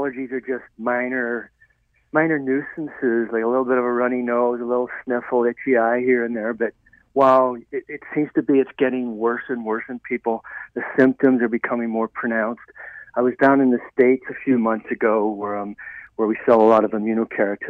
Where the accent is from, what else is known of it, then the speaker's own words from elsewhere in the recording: Ireland; moved away; I was raised in Ireland, and we have a very wet Vancouver, Seattle-type climate